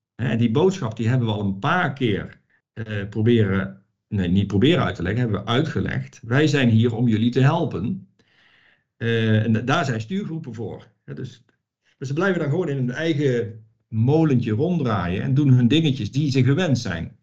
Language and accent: Dutch; Netherlands; moved away as an adult; now in Romania; ik kom uit Nederland, uit een georganiseerd land